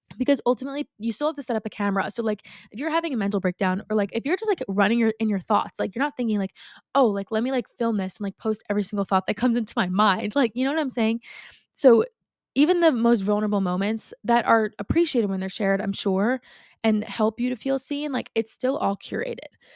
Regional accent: Long Island, New York, United States; I grew up on Long Island. I still live on Long Island, right?

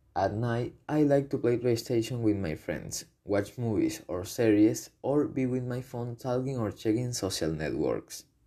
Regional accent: Caracas, Capital District, Venezuela; I was born in Caracas on September 4, 2006. I live in Los Naranjos urbanization, in a building that has a beautiful view of the entire city of Caracas

